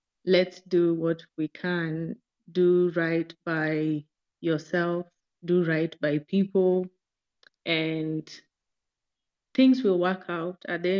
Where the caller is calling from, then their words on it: Nairobi, Kenya; I'm joining from Nairobi, Kenya